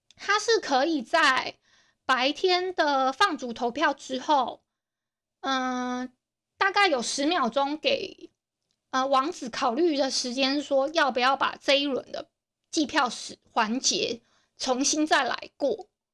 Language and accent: Chinese; Hualien County, Taiwan; accent: Hualien accent; 我自己觉得我花，花莲腔蛮重的，我不知道你们知不知道我是花莲人